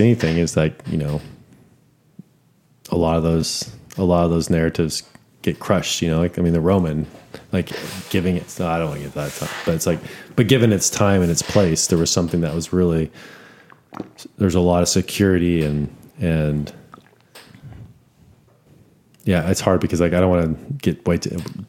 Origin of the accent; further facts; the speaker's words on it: Amarillo, Texas, United States; I grew up in Amarillo